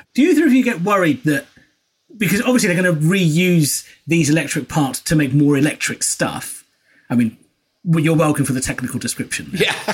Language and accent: English; United Kingdom; I'm of a British Asian persuasion.